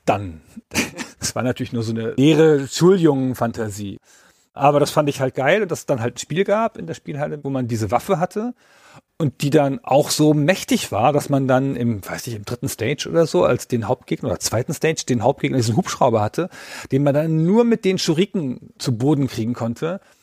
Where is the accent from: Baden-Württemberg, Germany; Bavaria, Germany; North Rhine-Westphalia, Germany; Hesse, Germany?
Baden-Württemberg, Germany; Ich komme ja aus Baden-Württemberg